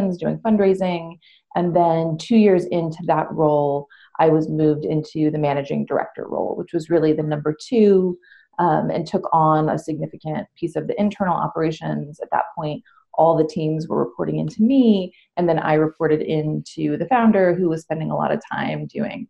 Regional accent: St. Louis, Missouri, United States; moved away as an adult; also born or lived in Claremont, California; I'm from St. Louis. I'm the poster child for brain drain. When I was growing up there

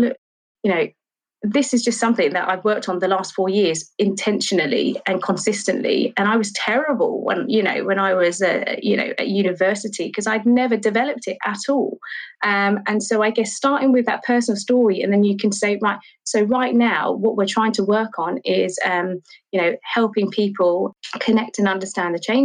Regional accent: London, United Kingdom; I grew up in Charlton

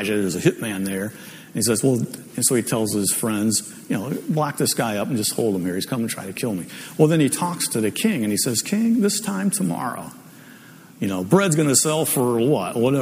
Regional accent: Ohio, United States; moved away; I'm from Ohio, so it's always guys, you guys

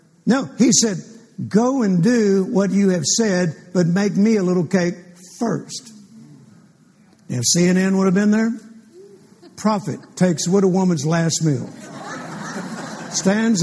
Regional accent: Fort Worth, Texas, United States; I'm from Fort Worth, Texas

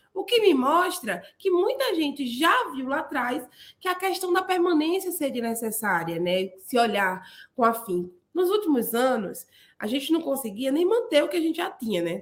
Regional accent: Paulista, Pernambuco, Brazil; also born or lived in Olinda; eu vim lá da periferia da Grande Recife, numa cidade chamada Paulista, nasci em Olinda, e como eu era menina da periferia

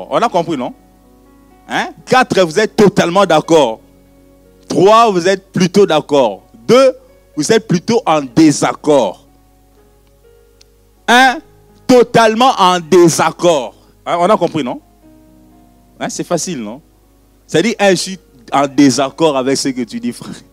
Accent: Brussels, Brussels-Capital Region, Belgium; born there; je suis né à Bruxelles, tu es né à Eterbeck, point barre. Mais bon, parlons de la Belgique.

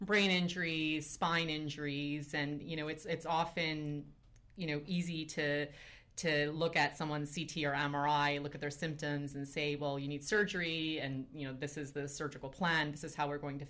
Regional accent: Ontario, Canada; born or raised there; moved away as an adult; also born or lived in Edmonton, Alberta / Palo Alto, California

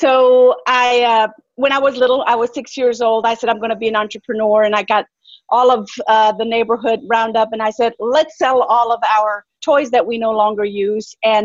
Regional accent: Germany; now in United States; I come from Germany. I was born and raised in Germany

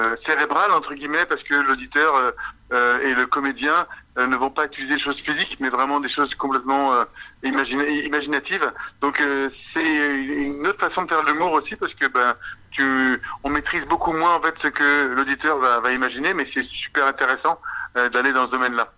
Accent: Canada; on est des Canadiens

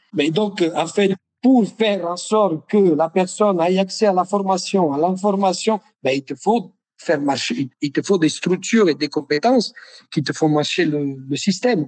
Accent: Naples, Campania, Italy; French is a second language; moved away as an adult; je suis de Naples

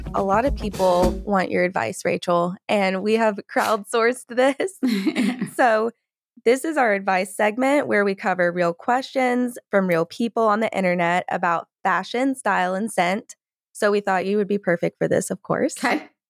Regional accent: Georgia, United States; I'm from Georgia and like in the South, there's nice. beautiful magnolia trees

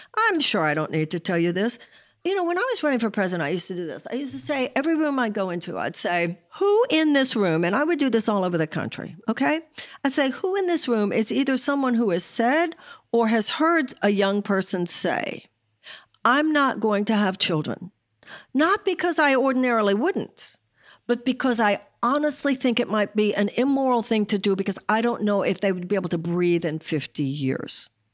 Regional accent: United States

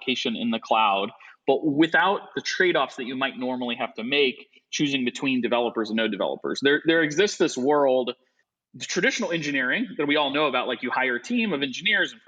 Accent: Midwest, United States; moved away as an adult; now in Chicago, United States; I'm from the Midwest, and we came back to the Midwest

